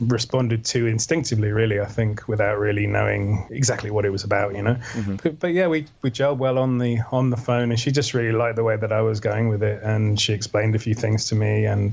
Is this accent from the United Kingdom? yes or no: yes; Wales, United Kingdom; growing up in Wales in a little town